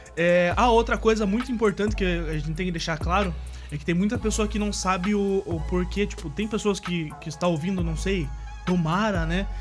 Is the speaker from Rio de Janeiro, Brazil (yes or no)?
no; Paranaguá, Paraná, Brazil; Sou natural aqui de Paranaguá mesmo, litoral do Paraná